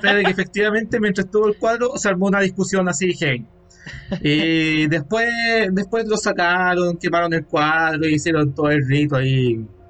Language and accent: Spanish; Calama, Antofagasta, Chile; en la ciudad de Galama, de donde vengo